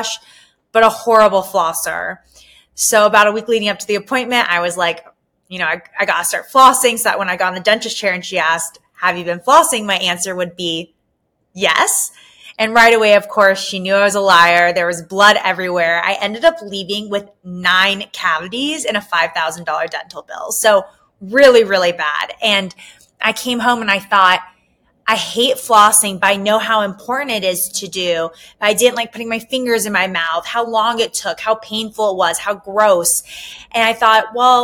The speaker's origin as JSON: {"language": "English", "region": "Southern California", "country": "United States", "also_born_or_lived": "New York City", "said": "I am originally from Southern California"}